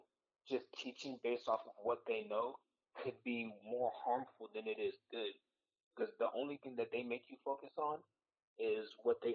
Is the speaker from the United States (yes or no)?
yes; United States; My parents are Haitian. They both were born and raised in Haiti, while I was born and raised in the United States.